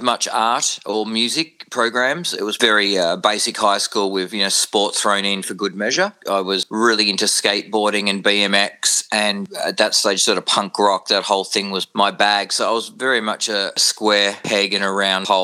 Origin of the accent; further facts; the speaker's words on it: Warragul, Victoria, Australia; moved away as an adult; also born or lived in Noble Park, Victoria; now in Adelaide, Australia; I was born in Noble Park in Victoria, which is a southeast suburb, and we moved down to dairy farming community down in Gippsland, Victoria, specifically a place called Allenbank and Bullen, and then eventually settling in Warrigal, which is a farming town